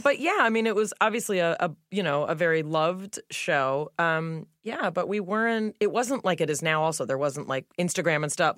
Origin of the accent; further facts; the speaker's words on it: Los Angeles, California, United States; I grew up in the Melrose Fairfax area here in L